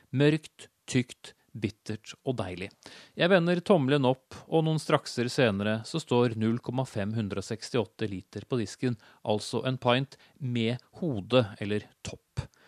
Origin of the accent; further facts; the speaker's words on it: Norway; also born or lived in Oslo; jeg har avslørt mitt hjemland